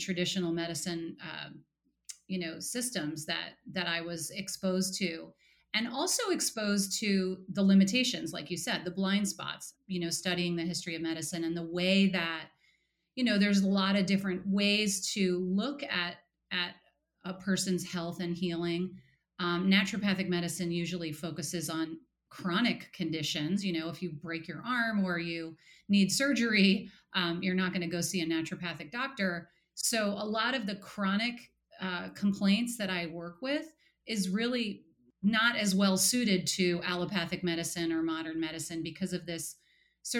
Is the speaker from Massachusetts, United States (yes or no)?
no; New York, United States; also born or lived in Portland, Oregon; now in New Haven, United States; I grew up in New York, so I'm an East Coaster